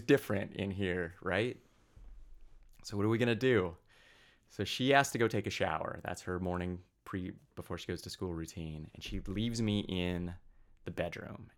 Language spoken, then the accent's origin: English; Pocatello, Idaho, United States; I grew up in southeast Idaho